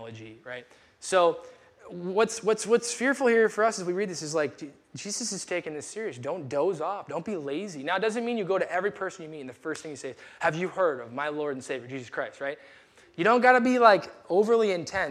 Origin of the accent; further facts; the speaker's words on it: United States; we're American